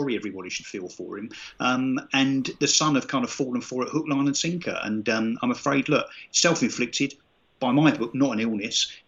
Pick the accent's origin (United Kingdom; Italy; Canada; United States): United Kingdom; Brentwood, East of England; the show that is shot in my hometown of Brentwood